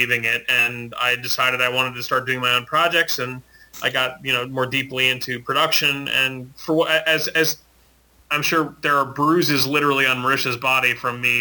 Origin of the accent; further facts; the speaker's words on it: Maine, United States; I grew up in Maine